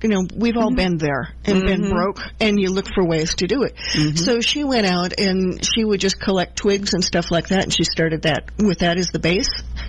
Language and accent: English; Midwest, United States; also born or lived in New Jersey; now in Georgia, United States; I grew up in the Midwest with 20 or 30 feet of topsoil, and it was all sandy loam, and then moving to New Jersey